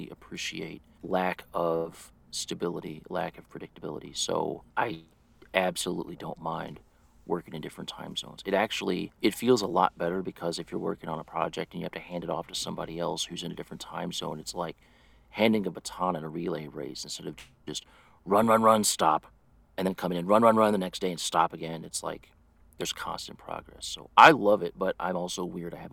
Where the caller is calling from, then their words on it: St. Louis, Missouri, United States; I am in St. Louis, Missouri, in the U.S.